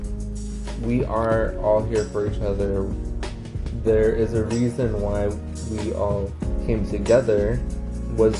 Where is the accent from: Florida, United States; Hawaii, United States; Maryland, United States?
Hawaii, United States; now in New York City, United States; I am from Hawaii